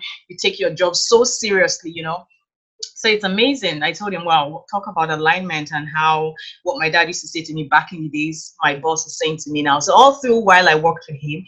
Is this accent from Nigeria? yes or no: yes; Nigeria; moved away as an adult; now in Canada; I grew up in Nigeria. So I was born and raised in Nigeria in a very conservative Christian family